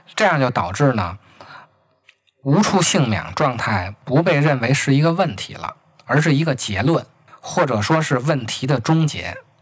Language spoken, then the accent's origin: Chinese; Beijing, China; accent: Beijing dialect; 按咱们北京话说